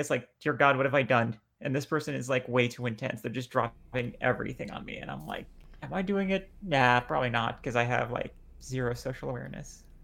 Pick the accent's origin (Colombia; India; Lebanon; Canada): Lebanon; now in United States; I'm bi trans Lebanese